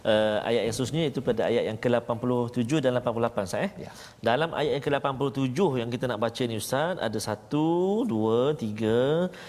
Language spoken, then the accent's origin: Malay; Perak, Malaysia; sadah tu kalau tidak kalau saya orang Perak cakap